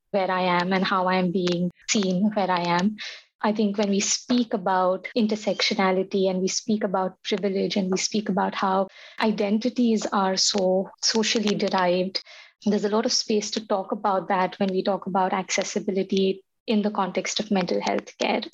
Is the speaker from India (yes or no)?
yes; India; moved away as an adult; now in United States; a middle-class, cisgendered Muslim woman who was living in India for 30 years